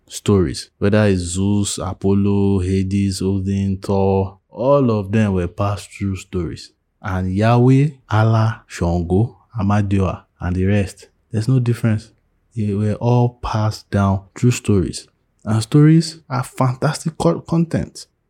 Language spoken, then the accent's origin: English; Nigeria; as a Nigerian atheist